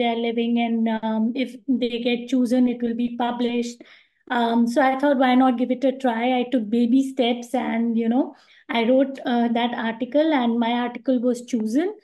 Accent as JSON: {"language": "English", "country": "India", "moved": "as an adult", "lives_now": "Dubai, United Arab Emirates", "said": "I'm from India"}